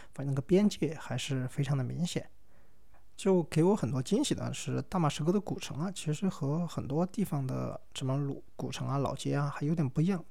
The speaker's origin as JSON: {"language": "Chinese", "country": "China", "said": "我是中国来的"}